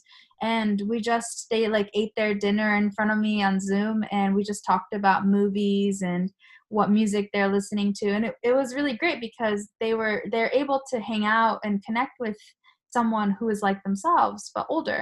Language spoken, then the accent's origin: English; United States; first language Japanese; moved away as an adult; also born or lived in Tokyo, Japan; now in Japan; I lived with when I was growing up in the United States